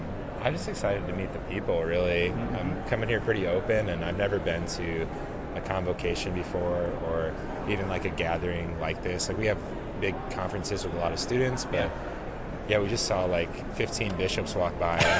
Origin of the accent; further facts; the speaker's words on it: South Dakota, United States; South Dakota.